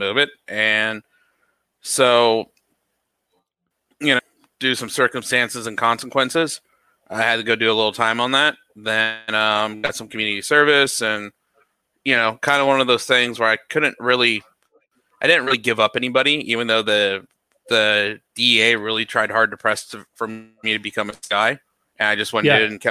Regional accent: San Bernardino, California, United States; also born or lived in Yucaipa, California / Calimesa, California / Redlands, California; I'm from Dirt Country, a.k.a. San Bernardino, California. I was born in the hood

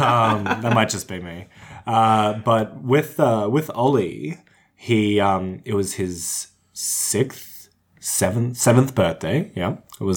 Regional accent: Cooma, New South Wales, Australia; now in Canberra, Australia; I grew up in Cooma. My school was Cooma Public, but I was born in Cooma Public Hospital.

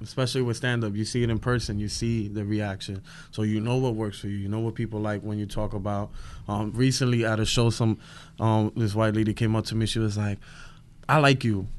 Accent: New York City, New York, United States; I'm from Brooklyn. I'm from Williamsburg

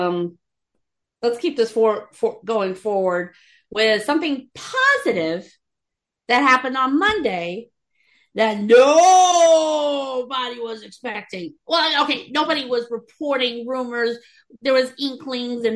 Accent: Texas, United States; my home state. In Haulden City, around Fort Worth, DFW area

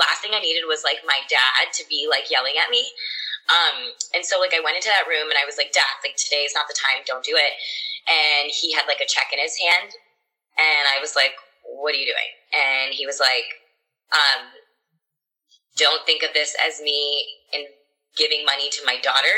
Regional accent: Texas, United States; I grew up in Texas and everyone around me had blonde hair

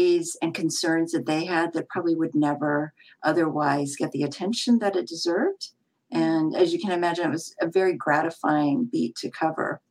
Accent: San Francisco, California, United States; I grew up in San Francisco and I'm a Chinese American background

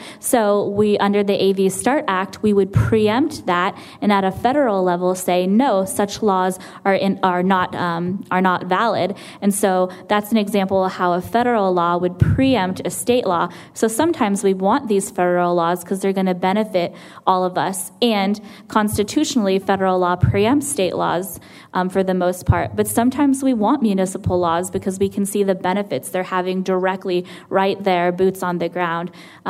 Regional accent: California, United States; I'm from California originally, so we have the legislature that meets up in Sacramento.

